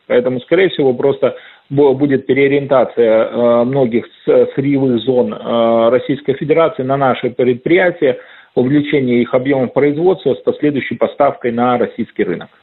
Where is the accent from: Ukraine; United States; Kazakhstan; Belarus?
Belarus; Обувь э, у нас огромное предприятие модернизированные